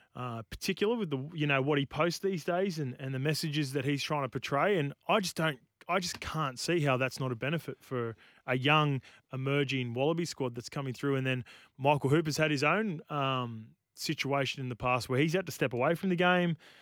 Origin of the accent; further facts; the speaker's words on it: Australia; I did grow up in Australia